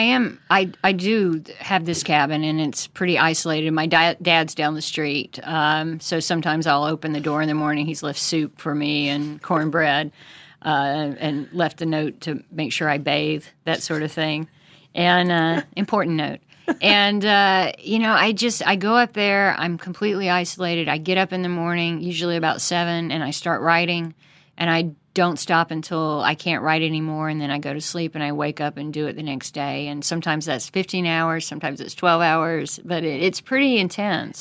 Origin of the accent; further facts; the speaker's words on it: United States; as an American who believes in America and is very patriotic